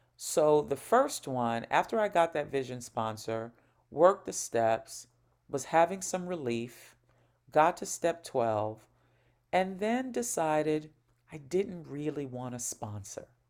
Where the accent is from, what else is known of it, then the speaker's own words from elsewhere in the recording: New York, United States; I'm from New York, but right now I'm speaking to you from Northern California, where I have a three-month job assignment